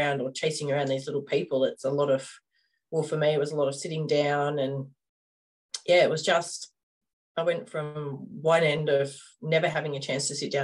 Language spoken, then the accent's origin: English; Coffs Harbour, New South Wales, Australia; We grew up in Coffs Harbour